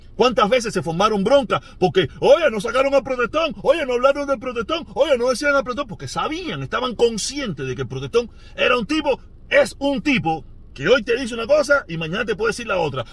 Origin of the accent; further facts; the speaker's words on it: Havana, Cuba; moved away as an adult; Me fui de Cuba por el sorteo